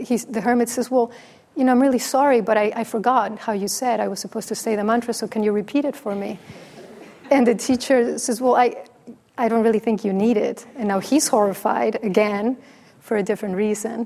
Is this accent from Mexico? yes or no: yes; Mexico; first language Spanish; English is a second language; moved away; I'm from Mexico. It's my first language.